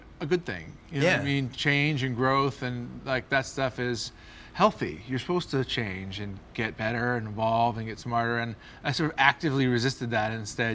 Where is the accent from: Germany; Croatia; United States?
United States; Boston, Massachusetts; I grew up in Boston